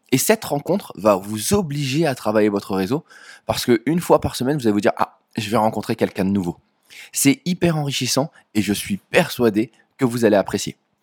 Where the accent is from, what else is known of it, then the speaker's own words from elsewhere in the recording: Dunkirk, Hauts-de-France, France; je viens de Dunkerque